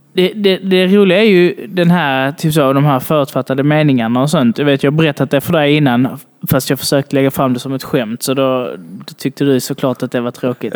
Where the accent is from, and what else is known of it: Sweden